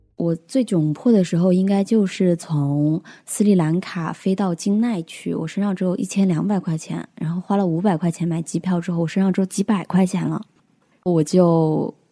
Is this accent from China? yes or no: yes; Hunan, China; 我是湖南人，马上就要二十七岁了。我的工作是一个做自媒体以及电商创业